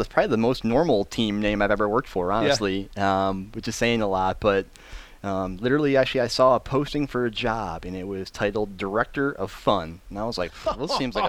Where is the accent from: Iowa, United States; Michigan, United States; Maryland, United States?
Michigan, United States; Lansing; my hometown team here in Lansing, Michigan.